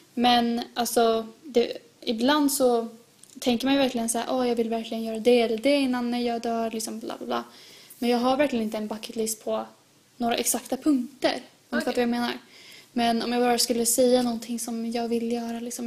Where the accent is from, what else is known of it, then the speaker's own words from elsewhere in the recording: Sweden; jag vill att mina barn ska växa upp i Sverige precis som mig